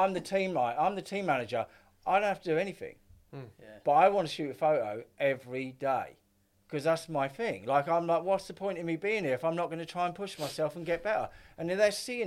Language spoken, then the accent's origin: English; Essex, East of England, United Kingdom; I was up from Essex.